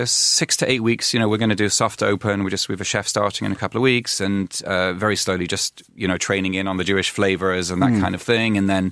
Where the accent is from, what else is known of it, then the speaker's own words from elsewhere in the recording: Manchester, North West England, United Kingdom; Because I grew up in Manchester mainly, and I've been around different places, and the levels are much higher.